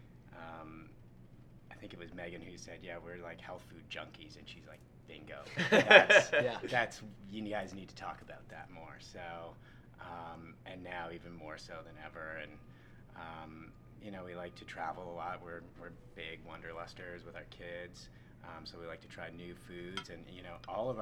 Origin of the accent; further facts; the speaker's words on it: Canada; moved away as an adult; also born or lived in Los Angeles, United States; now in United States; I moved to the United States from Canada. I'm originally from Canada.